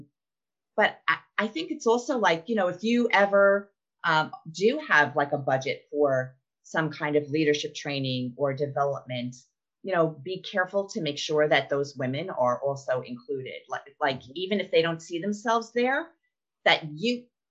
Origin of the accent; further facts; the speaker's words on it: New York, United States; now in Arkansas, United States; before I moved to Arkansas, and I'm from New York